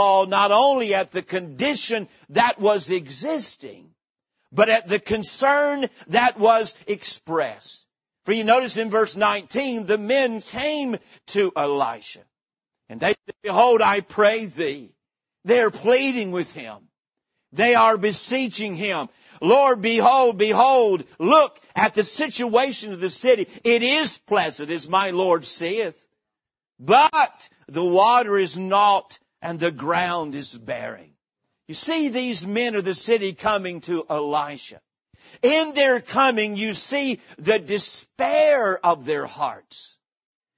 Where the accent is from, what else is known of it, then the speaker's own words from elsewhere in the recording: Boone, North Carolina, United States; moved away; I was born in the mountains of North Carolina, grew up in the little town of Boone